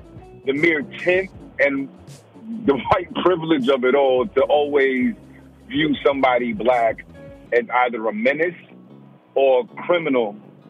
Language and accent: English; New York City, New York, United States; also born or lived in New Rochelle; I was raised in black culture. I'm from the Bronx.